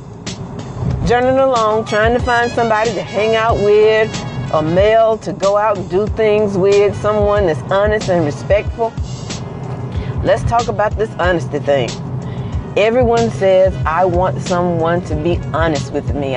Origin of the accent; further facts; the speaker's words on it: Mississippi, United States; I'm from Mississippi.